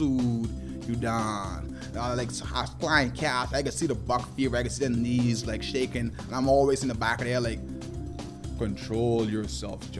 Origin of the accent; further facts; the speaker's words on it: South Andros, Bahamas; growing up in South Andres